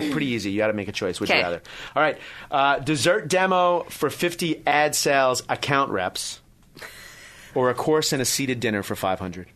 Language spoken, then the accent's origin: English; New York, United States; I'm from New York